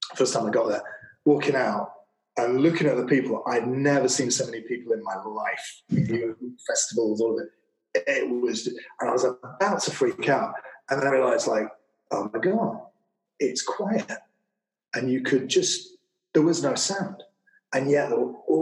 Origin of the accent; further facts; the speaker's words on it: Manchester, North West England, United Kingdom; moved away; I'm from Manchester, not known for its tropical climate.